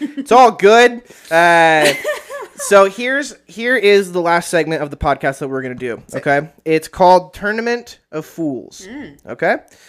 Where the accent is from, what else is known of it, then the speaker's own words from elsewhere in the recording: Idaho, United States; they don't know we're from Idaho, so it's all good.